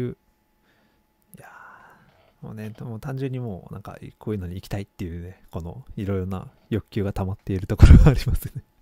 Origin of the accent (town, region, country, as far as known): Toyama, Japan; born or raised there; moved away